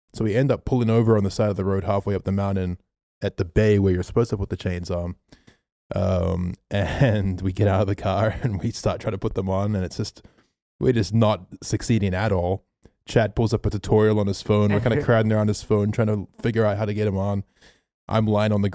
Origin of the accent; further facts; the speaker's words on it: Melbourne, Victoria, Australia; we're from Melbourne